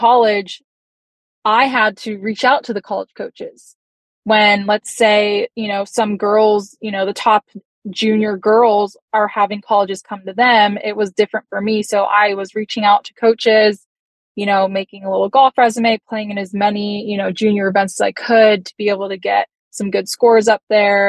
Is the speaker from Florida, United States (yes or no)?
yes; Hobe Sound, Florida, United States; the Hope Sound event, which is in my hometown